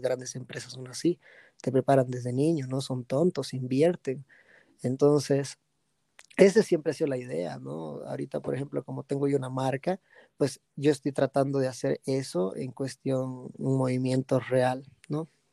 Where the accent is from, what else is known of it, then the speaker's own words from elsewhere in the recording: Bolivia; also born or lived in United States / Santa Cruz; no piensan que soy boliviano